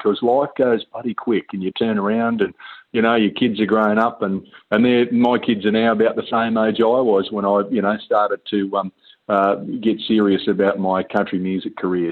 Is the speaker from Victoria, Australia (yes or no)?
yes; Geelong, Victoria, Australia; I grew up in Geelong in Victoria